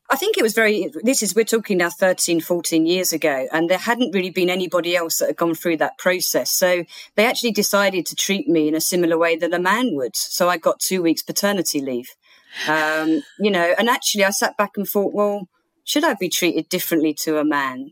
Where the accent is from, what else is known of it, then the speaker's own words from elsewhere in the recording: Bexleyheath, London, United Kingdom; the Woolwich in Bexley Heath, which was my hometown